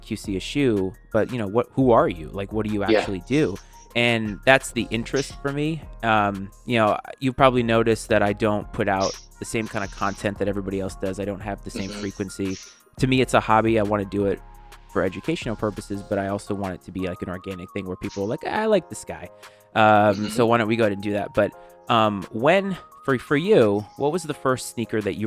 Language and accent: English; New England, Rhode Island, United States; now in Virginia, United States; I'm born and raised in New England and I live in Virginia now.